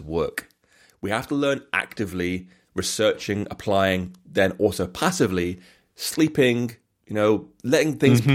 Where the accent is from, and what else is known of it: England, United Kingdom; accent: English; now in Bath, United Kingdom